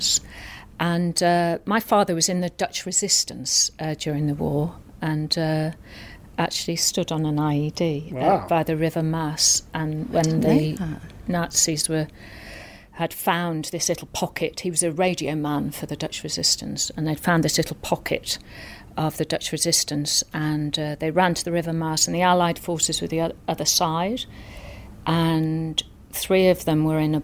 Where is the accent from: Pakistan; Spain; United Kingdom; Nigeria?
United Kingdom; North Wales; I grew up in North Wales, a tiny town in North Wales.